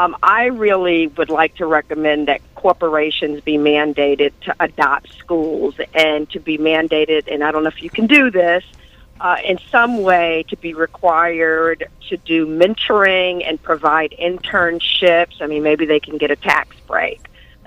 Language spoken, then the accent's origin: English; New York City, New York, United States; I grew up in the Dyckman houses, we didn't call it the projects at that point, if you remember correctly. We called it the Dyckman houses. We call it Dyckman.